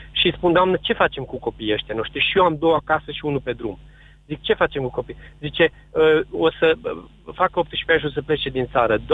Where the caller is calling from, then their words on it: Arad, Arad County, Romania; Sunt din Arad am adunat și adun semnături pentru USR